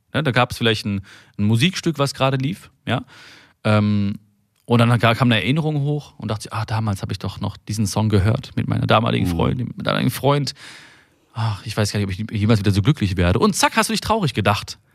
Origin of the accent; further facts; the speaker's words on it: Germany; also born or lived in India; ich bin ein, ein, ein Deutscher im Herzen und ich bin auch aber auch ein Inder im Herzen